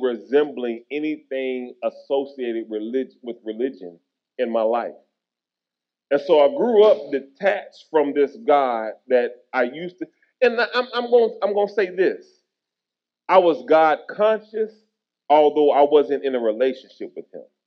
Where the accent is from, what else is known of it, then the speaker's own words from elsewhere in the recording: Tennessee, United States; moved away as an adult; also born or lived in Kentucky / Texas; when I moved back to Tennessee, which was my hometown